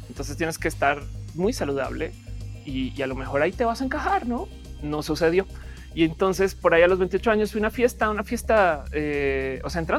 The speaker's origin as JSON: {"language": "Spanish", "country": "Colombia", "lives_now": "Mexico", "said": "Si yo ahora soy mexicana, dejo de ser colombiana? No"}